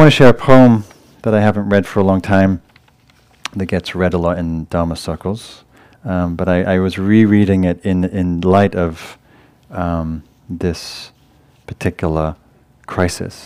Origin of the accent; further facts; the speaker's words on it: England, United Kingdom; moved away; I'm from England, my family's in England